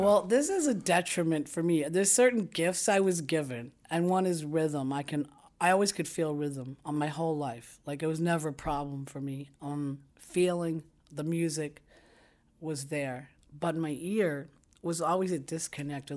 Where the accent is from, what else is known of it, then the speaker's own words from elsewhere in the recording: New York City, New York, United States; I was born in Brooklyn, New York